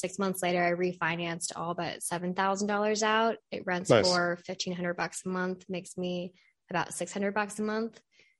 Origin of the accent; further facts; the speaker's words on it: California, United States; moved away as an adult; also born or lived in Cincinnati; I'm originally from California.